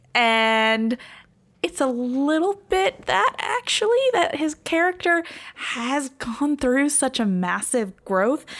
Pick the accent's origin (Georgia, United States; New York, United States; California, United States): California, United States; I'm from California